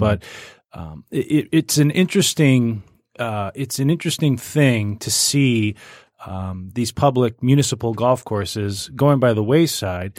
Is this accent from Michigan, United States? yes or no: yes; Macomb Township, Michigan, United States; there's a golf course I grew up playing out in Macomb Township